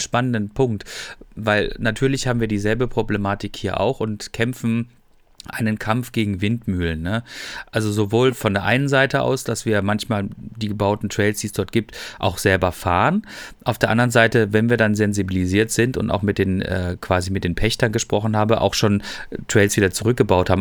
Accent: Freiburg, Baden-Württemberg, Germany; now in North Rhine-Westphalia, Germany; ich bin ja selber Freiburger

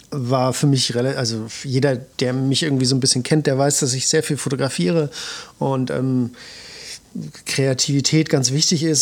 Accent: Suhl, Thuringia, Germany; moved away; ich komme ganz ursprünglich mal aus Suhl

